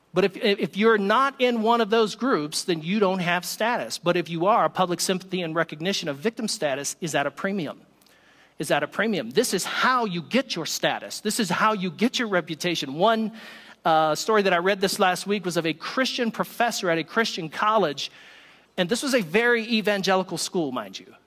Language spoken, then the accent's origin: English; the South, United States; I am from the South